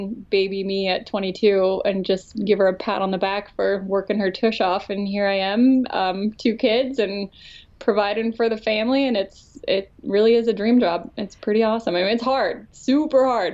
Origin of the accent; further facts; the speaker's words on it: Colorado, United States; also born or lived in California; probably honestly more from Colorado